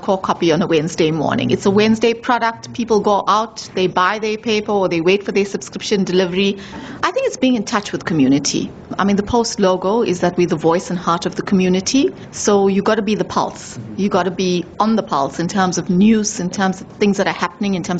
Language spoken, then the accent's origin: English; South Africa; for us as Indians, we're South African before we're Indian